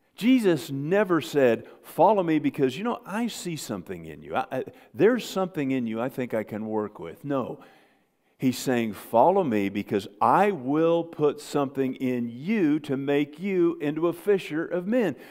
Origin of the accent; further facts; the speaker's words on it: United States; I grew up on the Mississippi River